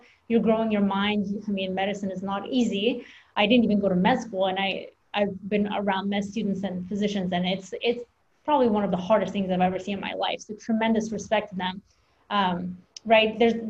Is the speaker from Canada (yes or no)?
no; Russia; now in United States; I'm an immigrant from Russia, so I moved here and that mentality, you know, you want to do better because your family overcame so many things.